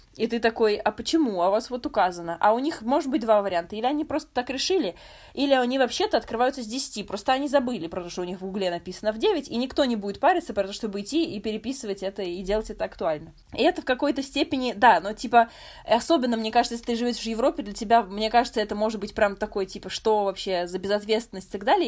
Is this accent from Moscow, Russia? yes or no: yes; Moscow, Russia; moved away as an adult; я из Москвы